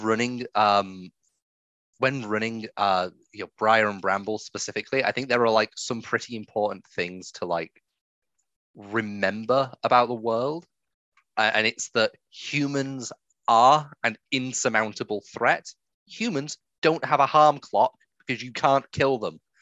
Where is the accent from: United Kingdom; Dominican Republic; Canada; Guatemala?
United Kingdom; England; I'm English